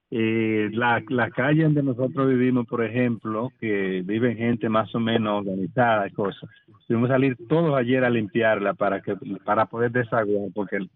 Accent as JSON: {"language": "Spanish", "country": "Dominican Republic", "said": "nosotros como pueblo dominicano tenemos dos formas, nosotros los dominicanos de resolver esta situación"}